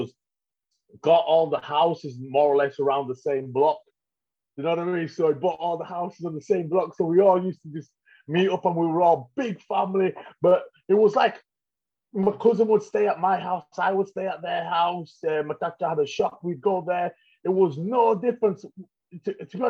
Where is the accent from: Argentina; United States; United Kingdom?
United Kingdom; Leeds, Yorkshire and the Humber; I'm from West Yorkshire, born and raised in Leeds.